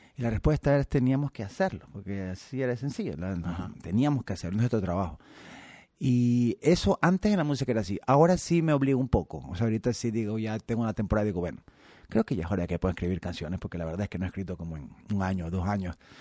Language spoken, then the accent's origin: Spanish; Ecuador; soy ecuatoriano